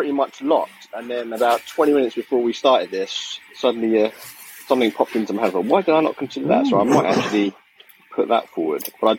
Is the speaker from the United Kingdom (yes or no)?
yes; England, United Kingdom; we're English, we don't have Thanksgiving